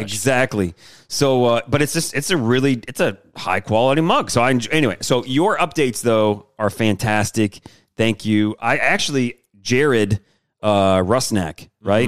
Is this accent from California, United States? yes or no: no; Detroit, Michigan, United States; I'm from Detroit.